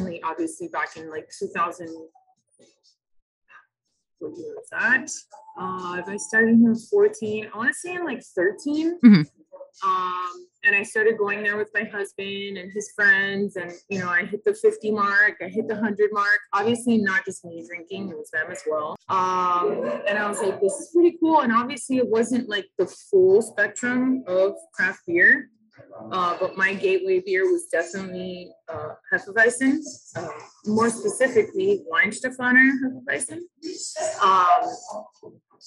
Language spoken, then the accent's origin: English; Miami, Florida, United States; also born or lived in New York; I was born and raised in Miami to Latino parents